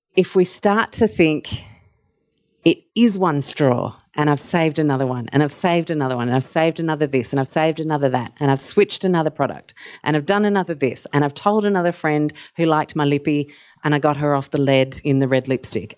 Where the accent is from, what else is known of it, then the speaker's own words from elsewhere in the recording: Mauritius; now in Australia; I grew up in Mauritius